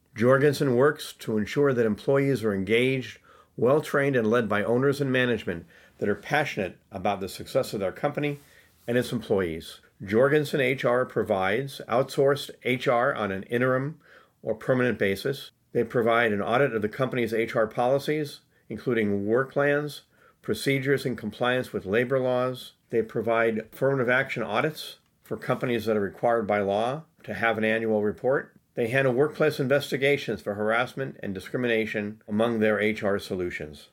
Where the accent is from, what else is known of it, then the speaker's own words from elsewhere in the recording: United States; I grew up in America.